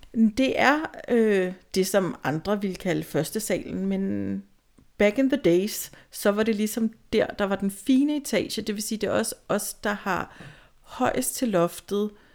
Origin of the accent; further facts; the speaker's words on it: Tostrup, Zealand, Denmark; also born or lived in Valby; Jeg er jo fra Sjælland i hvert fald, fra Tostrup